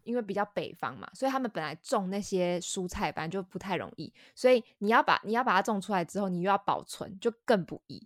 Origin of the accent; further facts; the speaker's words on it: Taiwan; moved away as an adult; also born or lived in United Kingdom; 我是比较奇怪的台湾人